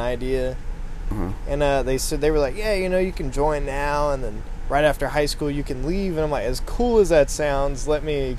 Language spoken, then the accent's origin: English; Covington, Georgia, United States; moved away as an adult; also born or lived in Rockdale, Georgia; I grew up in a small town in Georgia, Covington.